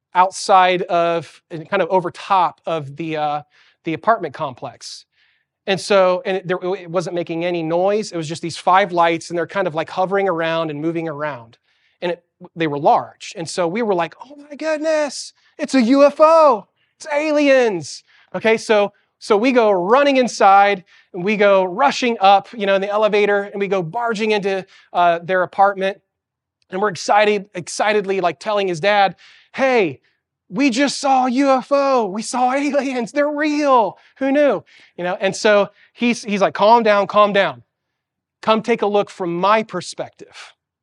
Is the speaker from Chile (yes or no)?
yes; Santiago, Santiago Metropolitan Region, Chile; moved away; As a kid, I grew up in Chile, South America, in Santiago. And the city of Santiago is a really big city.